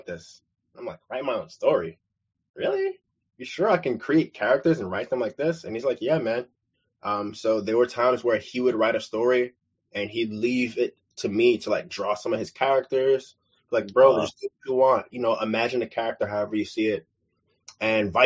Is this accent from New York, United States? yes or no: yes; New York City, New York, United States; where I'm from, was born and raised in Brooklyn, New York